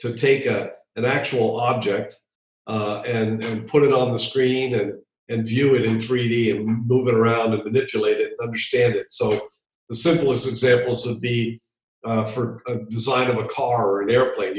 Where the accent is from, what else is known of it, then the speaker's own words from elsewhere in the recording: Hawaii, United States; moved away; also born or lived in Virginia; Yes, I grew up in Hawaii.